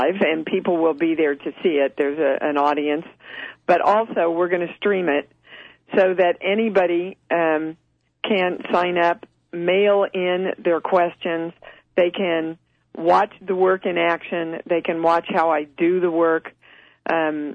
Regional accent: Kansas, United States; moved away; from Kansas

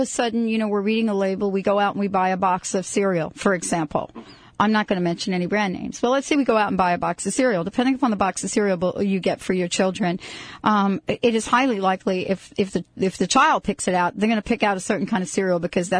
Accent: New York, United States; I'm from New York

